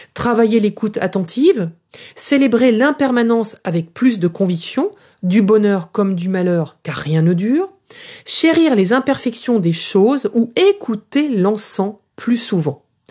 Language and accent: French; France; En tant que Française